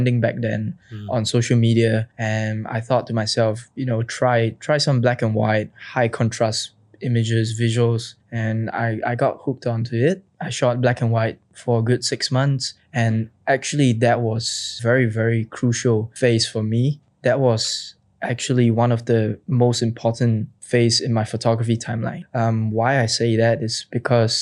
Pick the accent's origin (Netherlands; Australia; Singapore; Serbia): Singapore; I'm from Singapore.